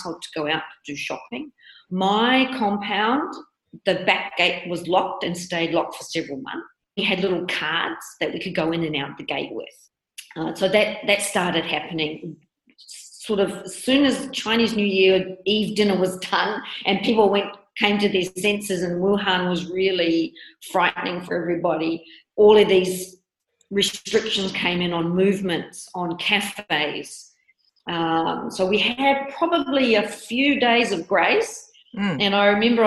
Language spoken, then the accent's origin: English; New Zealand; moved away as an adult; now in Shanghai, China; I am from New Zealand. I have been living in Shanghai now for coming up 16 years.